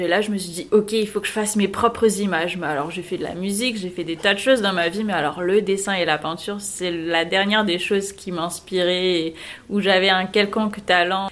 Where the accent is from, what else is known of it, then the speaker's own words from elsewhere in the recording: south of France, France; moved away as an adult; now in Paris, France; je viens du sud de la France. Il y a une dizaine d'années, je suis venue euh, à Paris